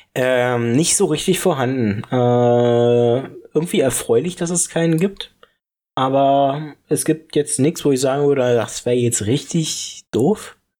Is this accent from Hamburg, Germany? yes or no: no; Falkensee, Brandenburg, Germany; moved away as an adult; jetzt weiß ich auch, was wieder in meiner Heimat abgeht, wo ich jetzt fast ein halbes Jahr nicht mehr dort wohne